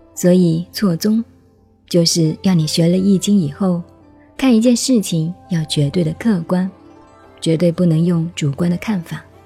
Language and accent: Chinese; China; 我们中国人唱戏总是学诸葛亮掐指一算